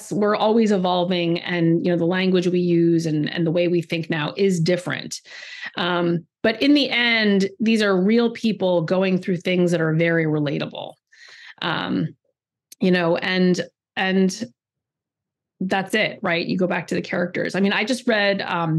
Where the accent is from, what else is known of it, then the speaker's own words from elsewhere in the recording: California, United States; I grew up in California and I went to Berkeley